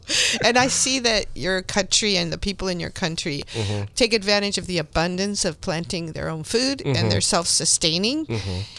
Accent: Mexico; moved away; So even though I was born and raised in Mexico

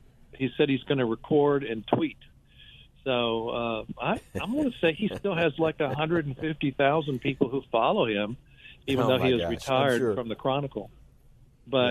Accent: Abilene, Texas, United States; I grew up in Abilene

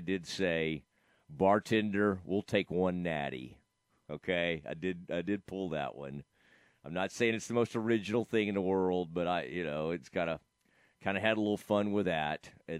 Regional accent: Dallas, Texas, United States; We're claiming, you know, I'm from the Dallas area. That's where I grew up.

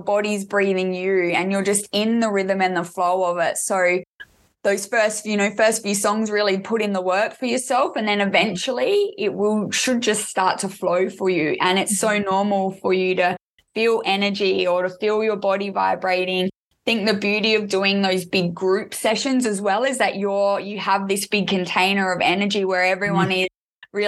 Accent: Adelaide, South Australia, Australia; I'm actually from Adelaide, South Australia

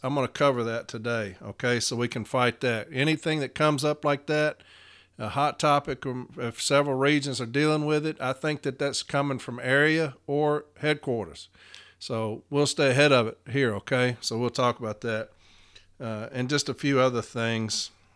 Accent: Nashville, Tennessee, United States; I'm from Nashville, Tennessee

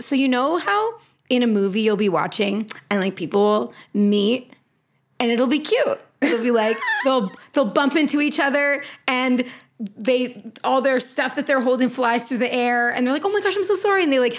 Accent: Canada; She's also American and I'm Canadian.

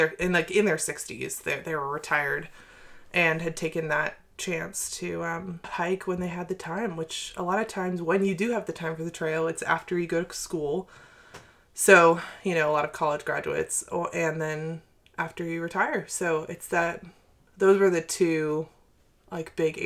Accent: Maine, United States; also born or lived in Asheville, North Carolina; we're from Maine too

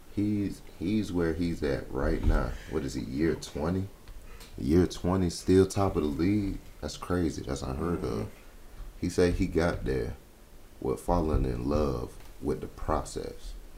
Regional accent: Florida, United States; moved away; I grew up in Florida

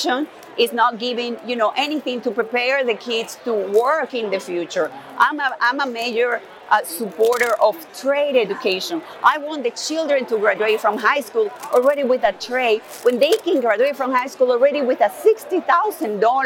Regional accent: Maracaibo, Zulia, Venezuela; moved away as an adult; also born or lived in North Carolina / Tennessee; now in Houston, United States; I was born and raised in Venezuela.

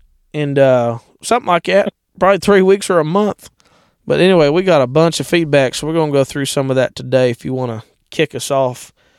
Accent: Ohio, United States; I grew up in Ohio

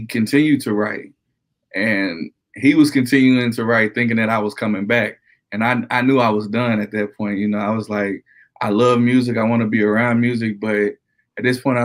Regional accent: New York City, New York, United States; now in Conway, United States; I'm originally from Brooklyn, New York

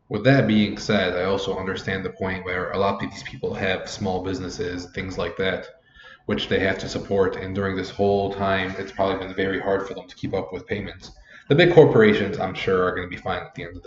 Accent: Lebanon; I grew up in Lebanon

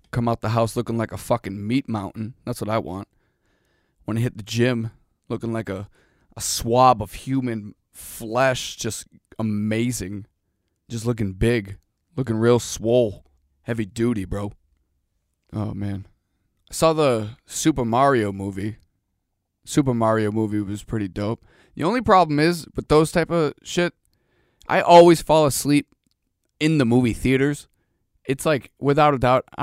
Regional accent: Boston, Massachusetts, United States; I'm from Boston. Like you don't see javelinas just running around.

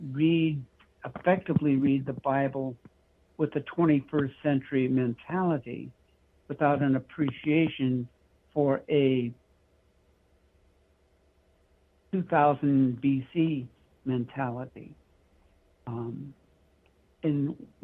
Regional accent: California, United States; moved away as an adult; also born or lived in Michigan / Washington; I was born in Michigan. I lived in the state of Washington, grew up mostly in California where I was educated through high school, came back to Michigan

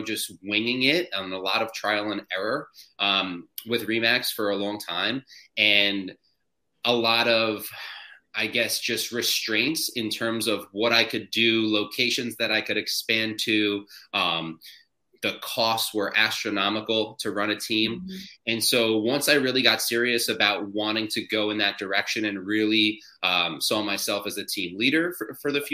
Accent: New Jersey, United States; I am from New Jersey. I live at the Jersey Shore, just like the MTV show that everyone knows about

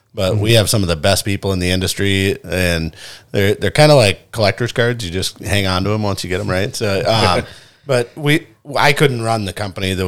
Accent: Brainerd, Minnesota, United States; also born or lived in Iowa; I was born in Iowa but raised in Minnesota, and I love it here. I grew up in Southeast Brainerd

